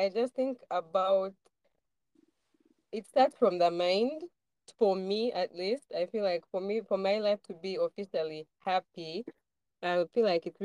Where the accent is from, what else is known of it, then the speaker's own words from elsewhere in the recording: Kampala, Uganda; I was born in Kampala